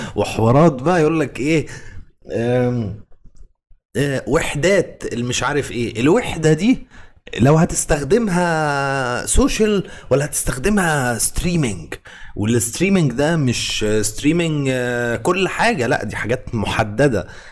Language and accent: Arabic; Egypt; احنا كمصريين